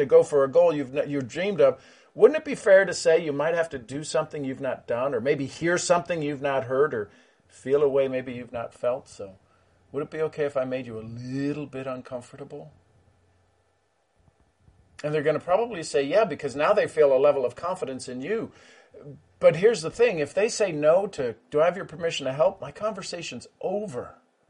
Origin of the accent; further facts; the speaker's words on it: Ireland; I'm Irish, three leaf clover, right?